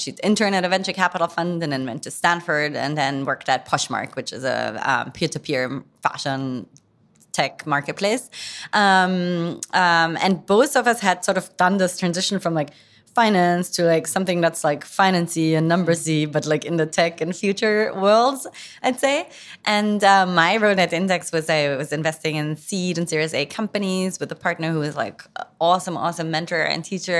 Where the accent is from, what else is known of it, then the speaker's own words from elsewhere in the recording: near Frankfurt, Hesse, Germany; moved away; also born or lived in London / San Francisco; I grew up in, um, Frankfurt, well, I say in Frankfurt, but it's actually a town outside Frankfurt in Germany